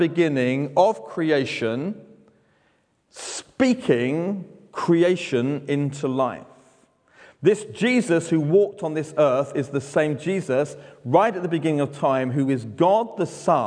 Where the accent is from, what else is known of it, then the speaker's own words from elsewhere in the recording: London, United Kingdom; I speak slower because I'm from London